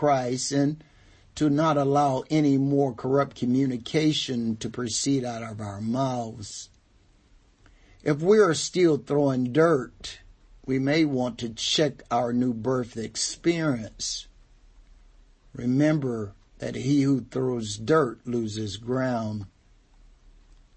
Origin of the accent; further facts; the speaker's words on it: North Carolina, United States; Where I grew up in North Carolina, the dirt was pretty hard.